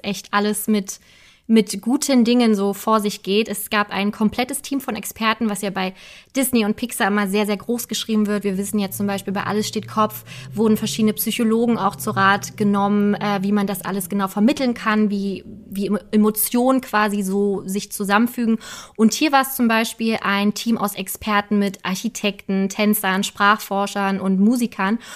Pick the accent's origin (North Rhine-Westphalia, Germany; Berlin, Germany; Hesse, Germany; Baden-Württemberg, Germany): Berlin, Germany; wir sind gebürtige Berliner, deswegen kennen wir einfach unsere Stadt.